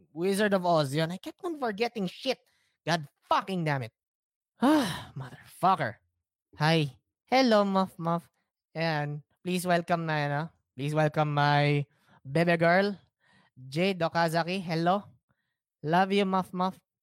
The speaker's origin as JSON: {"language": "Tagalog", "country": "Philippines", "said": "It's part of being a Filipino you have to endure slow internet."}